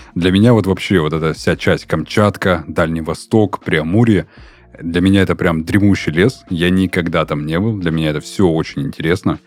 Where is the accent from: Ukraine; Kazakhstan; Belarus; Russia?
Russia; the North; Просто я сам с севера. Да, я северянин.